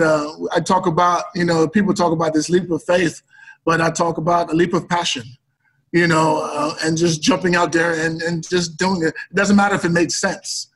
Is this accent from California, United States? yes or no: no; New York, United States; moved away as an adult; now in Oregon, United States; growing up in New York